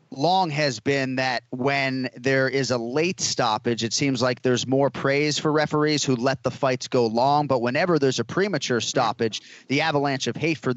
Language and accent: English; Boston, Massachusetts, United States; now in Florida, United States; I am from Boston.